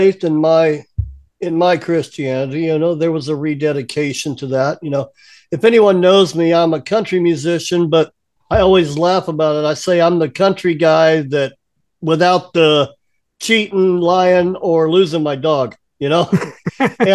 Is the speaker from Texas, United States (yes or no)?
yes; Texas, United States; moved away as an adult; also born or lived in Pacific Northwest, United States; now in Savannah, United States; We're from Texas, but we spent 25 years in the Northwest while I was in the car business. And then we retired here to Savannah, Georgia